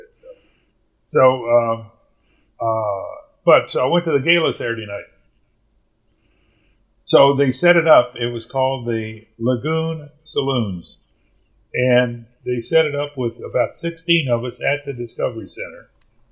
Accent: Louisville, Kentucky, United States; moved away; That's my hometown. In fact, I grew up about a mile from Churchill Downs

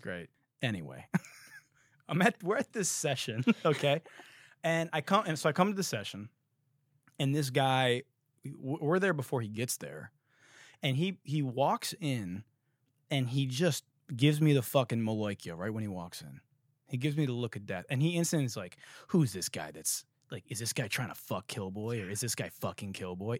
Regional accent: Detroit, Michigan, United States; I'm from fucking Detroit

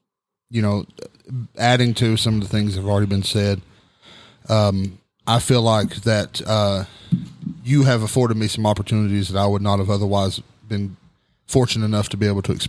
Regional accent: Grainger County, Tennessee, United States; I grew up in Granger County, so I didn't have a lot of experience with black people.

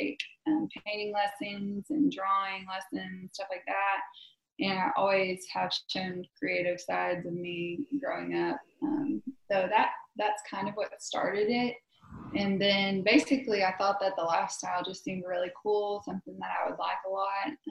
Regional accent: Southwest Oklahoma, United States; I'm from Southwest Oklahoma

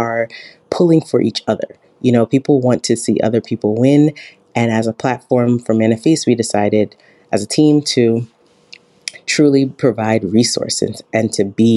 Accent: New York City, New York, United States; I'm originally from Brooklyn, New York

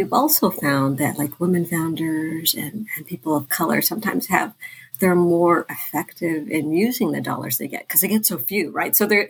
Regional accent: Thailand; now in United States; because we're immigrants from Thailand

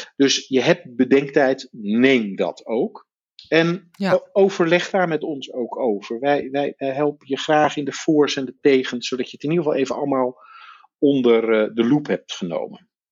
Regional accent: Netherlands; als Nederlander in Nederland geboren uit een Amerikaanse vader of moeder ook Amerikaans staatsburgerschap hebt gekregen

